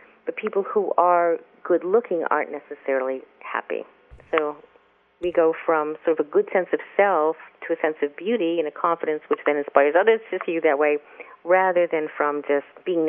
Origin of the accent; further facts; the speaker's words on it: New York, United States; I'm a person who wears black. I'm an urbanite. I'm a New Yorker.